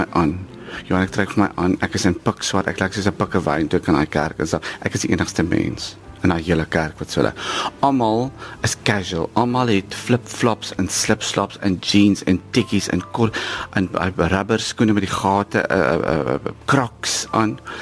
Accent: Ladysmith, KwaZulu-Natal, South Africa; moved away; ek groot geword het in die Nederduits Gereformeerde Kerk toe ek 'n kind was en ek sal nooit vergeet ons het twee keer op 'n dag kerk toe gegaan in die oggend vir sonnaarskool en in die aand sodat my ma kon afskou met 'n nuwe hoed wat sy by die Oriental Plaza in Ladysmith gekoop

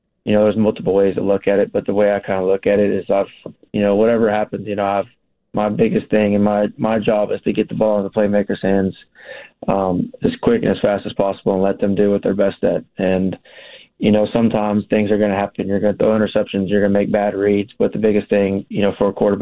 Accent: Texas, United States; We're both from Texas

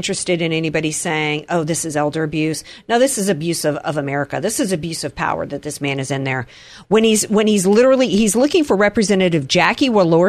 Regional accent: United States; as an American, as the daughter of two Marines

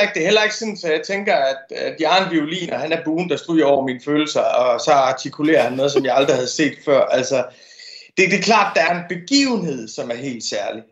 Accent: Denmark; som dansker

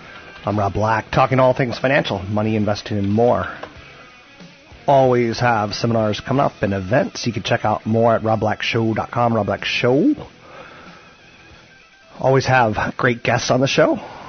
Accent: East Coast, United States; moved away; I'm from the East Coast

